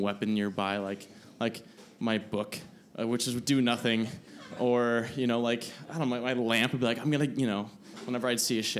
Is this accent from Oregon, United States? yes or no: no; Milwaukee, Wisconsin, United States; I grew up in Milwaukee